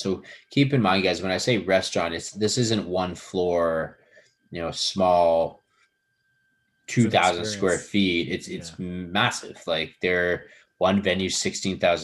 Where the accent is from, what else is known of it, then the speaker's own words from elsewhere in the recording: Edmonton, Alberta, Canada; also born or lived in Vancouver; now in Toronto, Canada; I was born in Canada. Yeah, I was born in Edmonton.